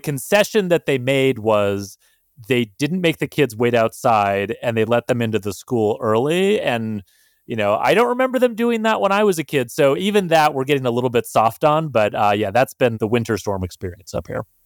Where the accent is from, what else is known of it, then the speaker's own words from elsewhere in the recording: Montana, United States; I had growing up in Montana